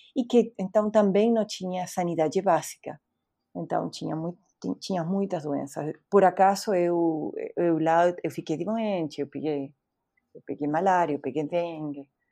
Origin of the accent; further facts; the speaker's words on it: Bahía Blanca, Buenos Aires Province, Argentina; Portuguese is a second language; moved away as an adult; also born or lived in United States; now in Brazil; Eu nasci na Argentina, uhum. eu nem sou de, da capital, eu sou de outra cidade chamada Bahia Blanca